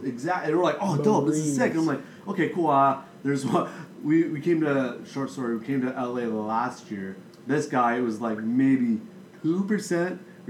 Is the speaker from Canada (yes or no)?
yes; Canada; we're Canadian